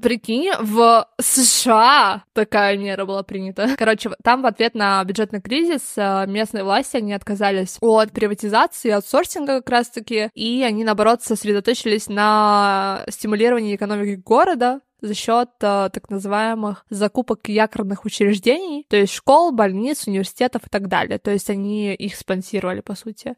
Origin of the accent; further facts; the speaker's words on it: Moscow, Russia; потому что мы из Москвы, да, и жили в Москве